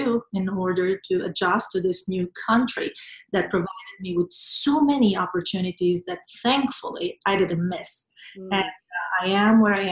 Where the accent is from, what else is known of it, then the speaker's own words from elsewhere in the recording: Venezuela; moved away as an adult; I was born and raised in Venezuela